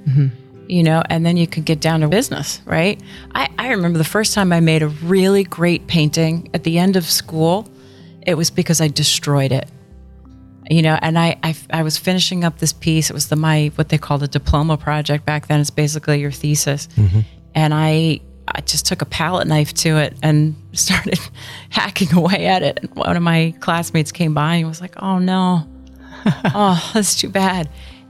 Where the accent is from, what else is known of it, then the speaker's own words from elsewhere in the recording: New Jersey, United States; I grew up in New Jersey. I'm the youngest of eight.